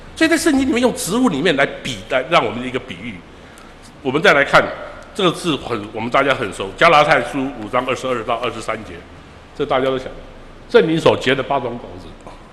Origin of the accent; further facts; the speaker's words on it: Taiwan; now in San Francisco, United States; 尤其是我在这里从小在这边长大的